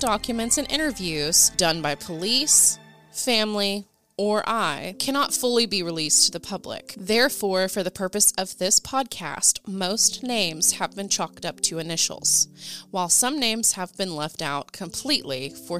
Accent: Ada, Oklahoma, United States; my hometown of Ada, Oklahoma

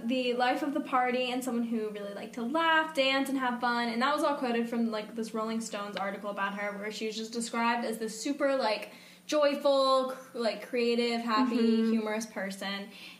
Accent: Georgia, United States; I'm so embarrassed to be from here.

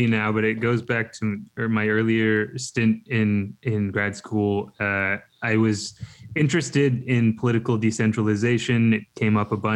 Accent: Canada; I'm from Canada

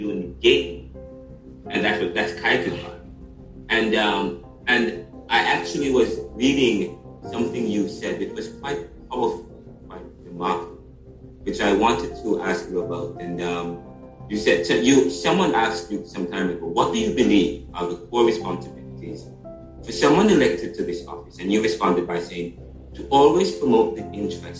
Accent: Jamaica; I'm Jamaican, I'm from Jamaica

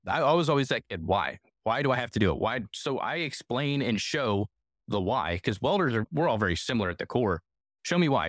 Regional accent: Northeastern Ohio, United States; moved away; I'm originally from Northeastern Ohio

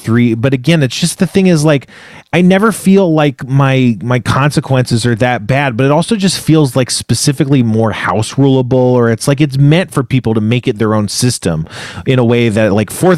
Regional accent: United States; we are Americans

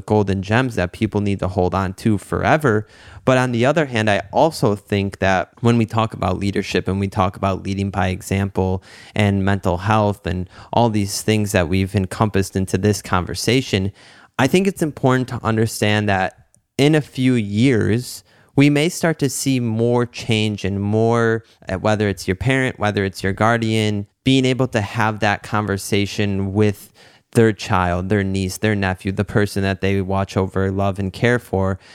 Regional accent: Detroit, Michigan, United States; growing up in the Metro Detroit area

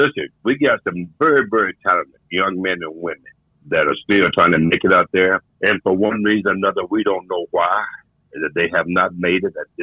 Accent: the Carolinas, United States; I was born and raised in the Carolinas

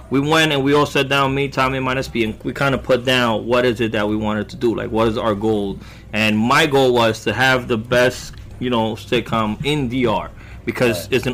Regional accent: Bronx, New York, United States; I grew up in the Bronx. Oh, I never moved out of the Bronx.

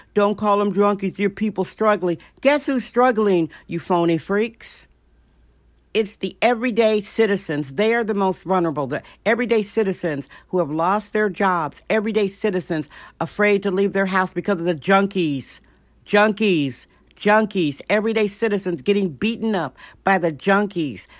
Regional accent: Wisconsin, United States; now in San Francisco, United States; Did I say my home state, Wisconsin?

